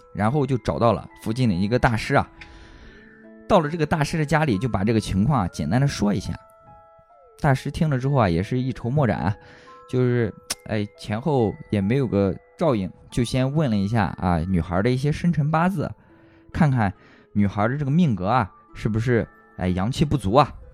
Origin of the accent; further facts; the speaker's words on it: Xuzhou, Jiangsu, China; 在我们徐州这边的这个北区